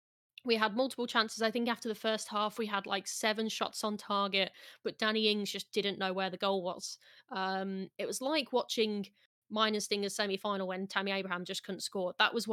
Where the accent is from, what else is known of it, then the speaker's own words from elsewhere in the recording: West Midlands, United Kingdom; accent: Brummie; And I've kind of lost my Brummy accent a little bit since living over in various different countries, since, like, going to university.